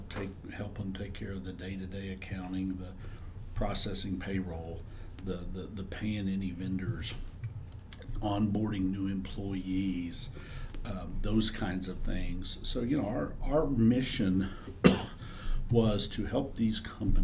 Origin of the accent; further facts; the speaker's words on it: Dallas, Texas, United States; moved away as an adult; now in Austin, United States; I was in Dallas at the time, had been born and raised in Dallas